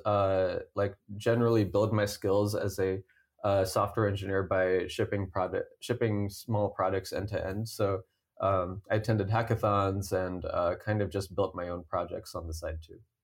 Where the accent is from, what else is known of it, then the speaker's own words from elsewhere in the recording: Cupertino, California, United States; I grew up in Cupertino